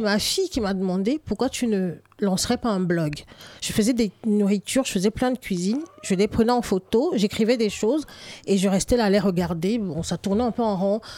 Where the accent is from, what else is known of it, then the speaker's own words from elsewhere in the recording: Littoral, Cameroon; moved away as an adult; now in France; j'ai grandi au Cameroun, je suis arrivée en France adulte